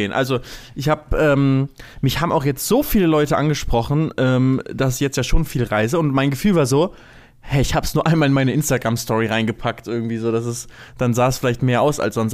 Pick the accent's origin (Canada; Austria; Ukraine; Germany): Canada; Das ist auch immer so, ja, ich komme aus Kanada